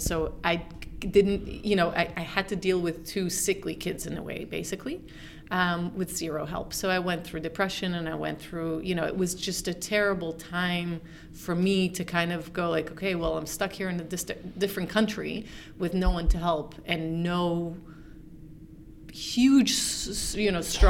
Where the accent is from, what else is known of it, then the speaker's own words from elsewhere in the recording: Israel; English is a second language; moved away as an adult; also born or lived in Boston, United States; now in Switzerland; Yeah, well, I'm originally Israeli. I moved to America when I was 11 to Boston, and moved back when I was 17.